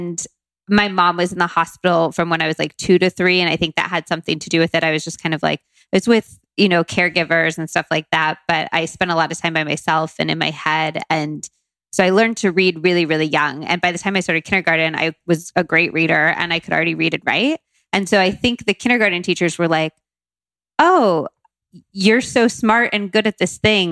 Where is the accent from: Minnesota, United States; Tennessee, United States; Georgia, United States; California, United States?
California, United States; Modesto; moved away as an adult; also born or lived in Tucson, Arizona / Berkeley, California / London, United Kingdom; now in New York, United States; I grew up half in Tucson, Arizona, and then half in Modesto, California, which isn't far from Sacramento